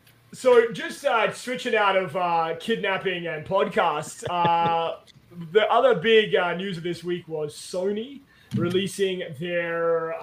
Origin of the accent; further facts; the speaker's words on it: Australia; being Australian, we always root for like the underdog, right?